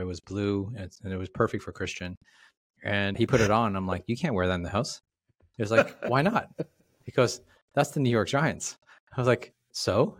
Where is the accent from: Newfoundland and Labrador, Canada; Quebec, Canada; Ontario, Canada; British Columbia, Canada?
Ontario, Canada; Toronto; I'm from Toronto